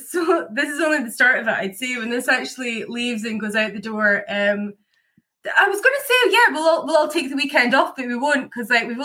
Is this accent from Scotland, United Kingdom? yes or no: yes; Scotland, United Kingdom; accent: Scottish; now in Ireland; Yep, I grew up in Scotland. I've got a very confused Scottish accent, though, because I lived in 9 places by the time I was 18.